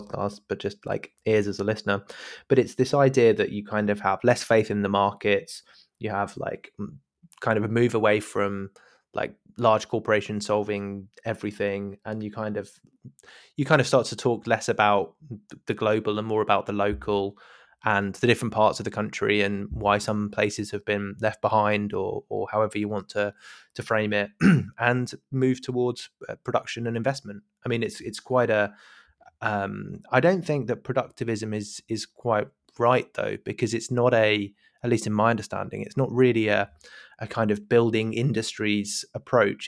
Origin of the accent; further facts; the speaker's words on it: United Kingdom; as a British listener.